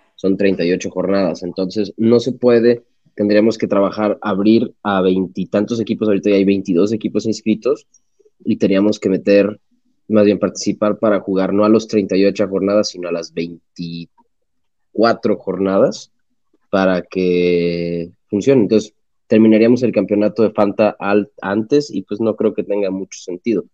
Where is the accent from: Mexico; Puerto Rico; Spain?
Mexico; soy mexicano